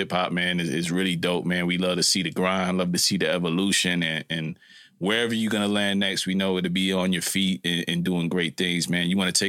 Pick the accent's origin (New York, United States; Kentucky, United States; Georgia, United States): New York, United States; New York City; I'm from New York, so we don't have no football.